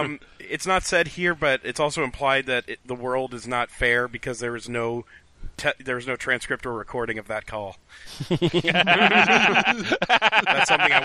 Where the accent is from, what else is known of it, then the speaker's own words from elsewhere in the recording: Chicago, Illinois, United States; Well, the thing is, I'm from Chicago.